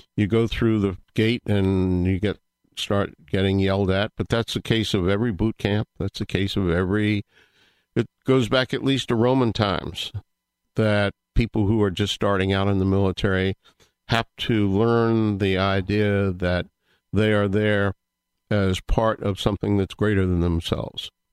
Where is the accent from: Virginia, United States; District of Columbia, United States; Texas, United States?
Virginia, United States; moved away; I come originally from the Commonwealth of Virginia